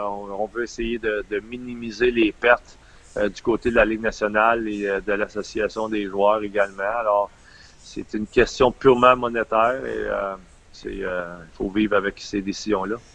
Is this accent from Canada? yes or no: yes; Windsor, Quebec, Canada; j'étais un gars natif de Windsor dans les cantons de l'Est.